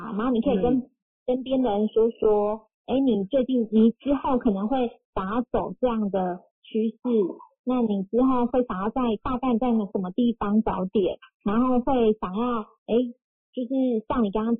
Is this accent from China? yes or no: no; Kaohsiung, Taiwan; 我高雄人